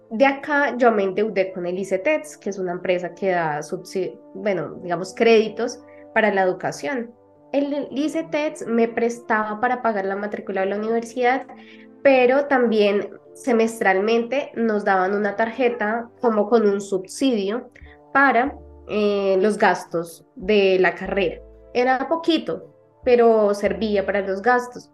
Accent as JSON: {"language": "Spanish", "country": "Colombia", "said": "… de Colombia"}